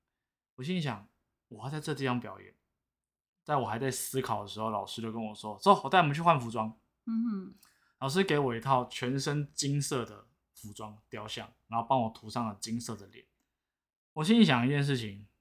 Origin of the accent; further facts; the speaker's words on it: Taipei, Taiwan; 我是台北人，